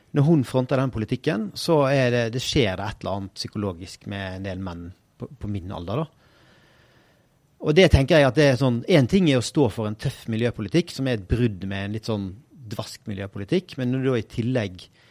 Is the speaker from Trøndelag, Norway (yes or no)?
no; Bergen, Vestland, Norway; jeg er jo bergenser